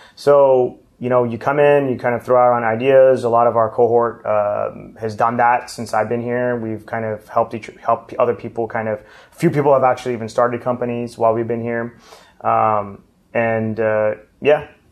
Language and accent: English; Los Angeles, California, United States; moved away as an adult; now in Washington, D.C., United States; I'm originally from Los Angeles